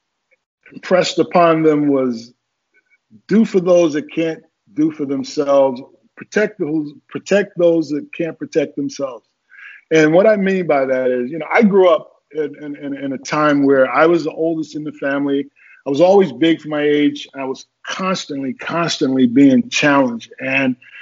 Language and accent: English; Newark, New Jersey, United States; also born or lived in Birmingham, Alabama; I grew up in Newark, New Jersey. I was not born there. I was born in Birmingham, Alabama, but I left Birmingham when I was 7